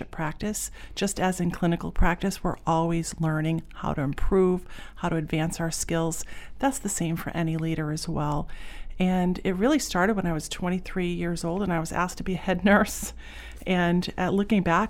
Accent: Pownal, Maine, United States; also born or lived in Boston; I grew up in Pownall, Maine, and went to Freeport High School

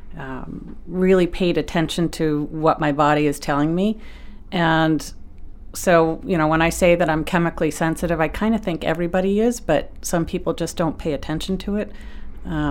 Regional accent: South Berwick, Maine, United States; I grew up in South Berwick

